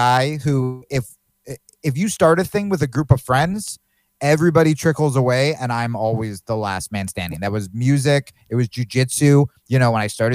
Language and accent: English; New Jersey, United States; now in Austin, United States; I grew up in Jersey